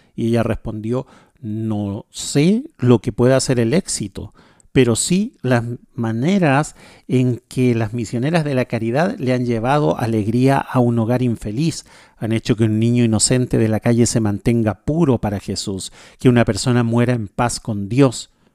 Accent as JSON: {"language": "Spanish", "country": "Chile", "moved": "yes", "lives_now": "Paraguay", "said": "yo vivo en Paraguay, soy chileno"}